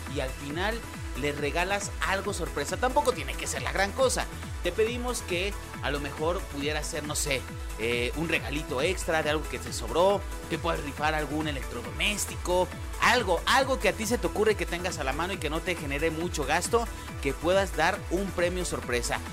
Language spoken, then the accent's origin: Spanish; Santa Ana del Conde, Guanajuato, Mexico; now in León, Mexico; Yo soy de Santana del Conde, si tú no lo sabías, yo soy de allá y me encantaba de niño ir a las posadas